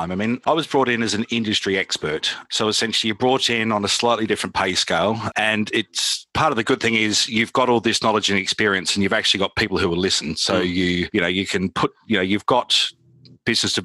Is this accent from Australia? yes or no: yes; Adelaide, South Australia, Australia; moved away as an adult; also born or lived in United Kingdom; growing up in Adelaide, which is the middle of nowhere